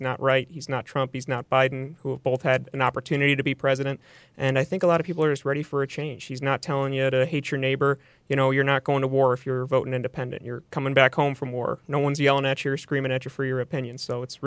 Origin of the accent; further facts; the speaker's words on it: Palatine, Illinois, United States; also born or lived in Grand Rapids, Michigan; I'm from Palatine, born and raised